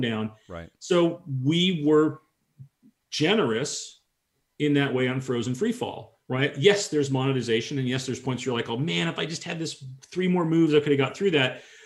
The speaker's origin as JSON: {"language": "English", "area": "San Francisco Bay Area", "region": "Northern California", "country": "United States", "tie": "born or raised there", "said": "I grew up in Northern California, okay, the, the, San Francisco Bay Area."}